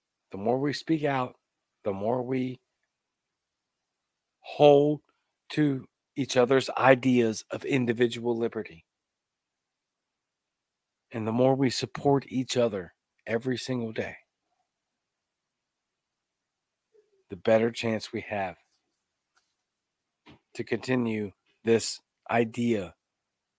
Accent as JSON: {"language": "English", "region": "Louisiana", "country": "United States", "tie": "born or raised there", "moved": "yes", "lives_now": "Mississippi, United States", "said": "I live in a deep red state of Mississippi, where I'm born in Louisiana, by the way. I am Cajun, the Cajun libertarian"}